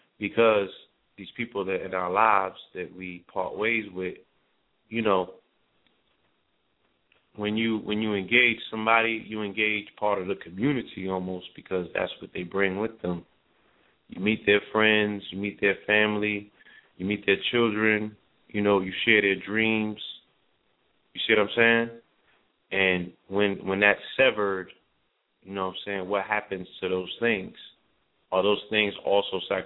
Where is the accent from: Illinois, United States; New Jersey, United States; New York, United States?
New York, United States; moved away; being a New Yorker